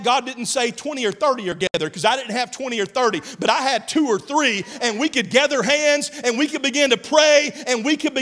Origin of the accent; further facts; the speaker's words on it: Mississippi, United States; now in Oklahoma, United States; I grew up in Mississippi.